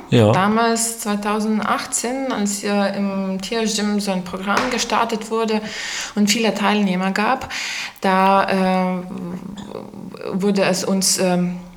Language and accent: German; Lithuania; German is a second language; now in Eberswalde, Germany; ich komme aus Litauen und äh, bin hier schon seit äh, neun Jahren in der Beswalde